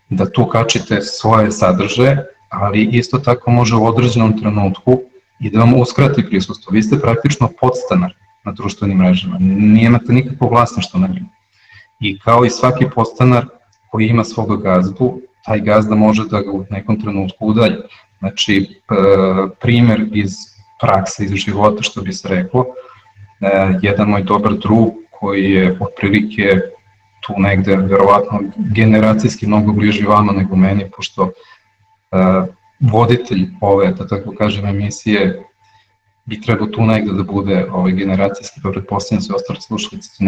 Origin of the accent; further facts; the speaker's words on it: Serbia; kod nas u Srbiji